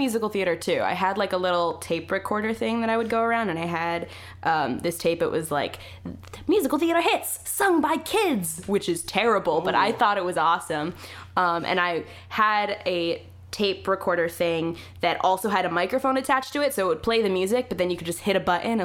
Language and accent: English; Milton / Western Massachusetts, United States; also born or lived in Boston, Massachusetts; I'm from Milton, which is directly outside of Boston, but I say Boston because it's still on the train, so makes me feel cooler. I was there for, like, the first 5 years of my life.